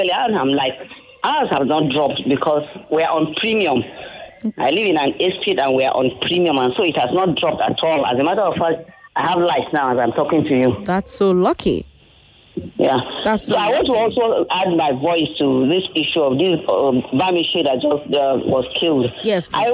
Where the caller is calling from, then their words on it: Ikeja, Lagos, Nigeria; I'm calling from Ikeja.